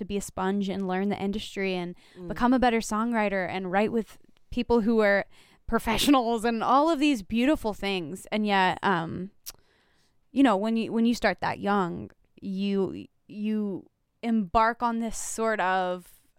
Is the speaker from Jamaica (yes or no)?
no; the South, United States; I don't know if it's because I'm a Southerner.